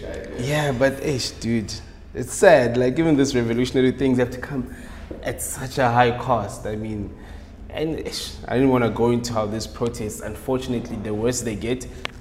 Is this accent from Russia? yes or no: no; South Africa; as a South African